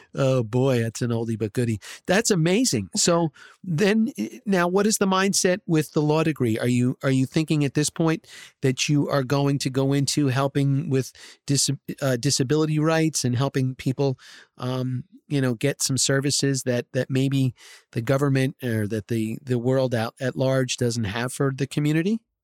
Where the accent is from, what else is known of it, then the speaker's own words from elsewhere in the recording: New Jersey, United States; I grew up in New Jersey here